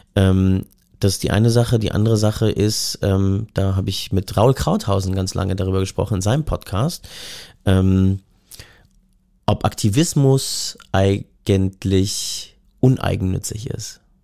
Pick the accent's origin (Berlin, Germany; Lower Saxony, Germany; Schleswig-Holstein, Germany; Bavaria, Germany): Berlin, Germany; als Westdeutscher, Westberliner, Hipster